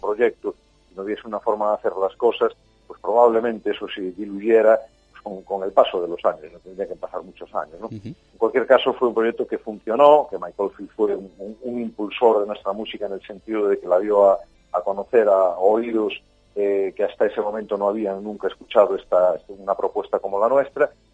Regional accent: Galicia, Spain; cómo somos los gallegos

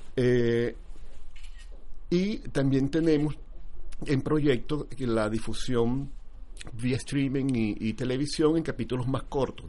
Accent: Venezuela; moved away

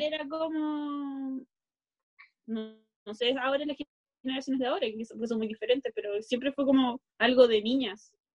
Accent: Santiago, Santiago Metropolitan, Chile; also born or lived in Recoleta; yo salí de Conchalí y llegué a Recoleta

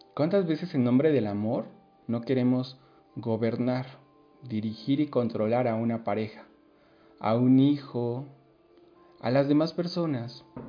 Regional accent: Mexico; si nos uniéramos como mexicanos

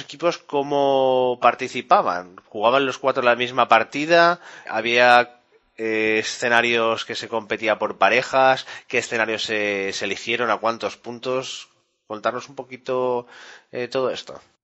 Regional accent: Spain; somos los españoles

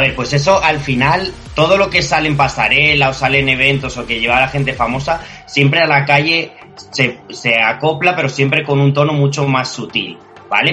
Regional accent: Albacete, Castilla-La Mancha, Spain; now in Madrid, Spain; Yo soy de Albacete, una ciudad muy cerquita a Madrid, y me pilló por aquí, por, mi tierra

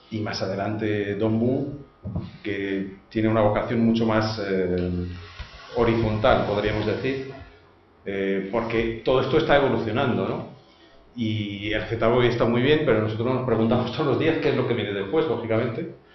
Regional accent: France; now in Spain; yo que soy francés

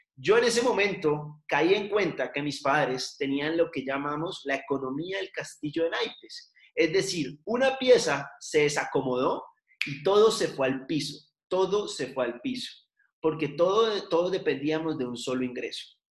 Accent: Cali, Valle del Cauca, Colombia; moved away as an adult; now in Bogotá, Colombia; soy de Cali, vivo en Bogotá ya hace nueve años

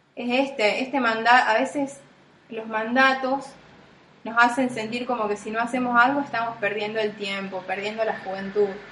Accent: Las Parejas, Santa Fe, Argentina; moved away as an adult; also born or lived in Rosario; el pueblo que nací yo o en la casa que nací yo

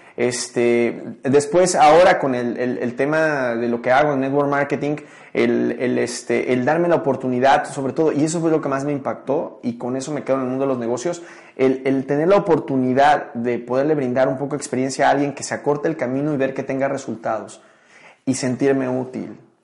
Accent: Mexico City, Mexico; moved away; also born or lived in Tijuana; Nací en la Ciudad de México

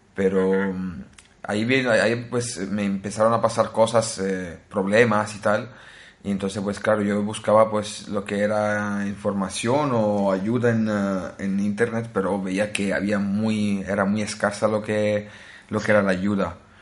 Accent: Naples, Campania, Italy; Spanish is a second language; also born or lived in Spain; now in Norway; soy eh, originario de Italia, nací en Italia, en eh, una ciudad que se llama Nápoles

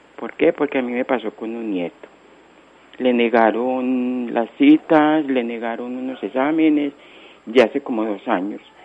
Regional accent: Colombia; nosotros como colombianos

